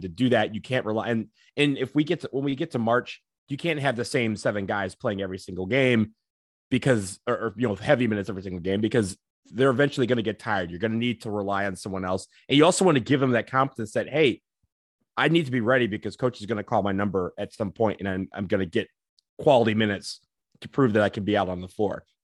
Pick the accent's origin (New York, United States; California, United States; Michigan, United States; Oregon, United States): Michigan, United States; I'm from Michigan